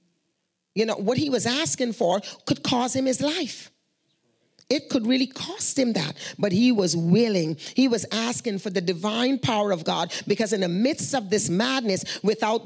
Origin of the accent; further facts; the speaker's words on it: Guyana; moved away; We are from Guyana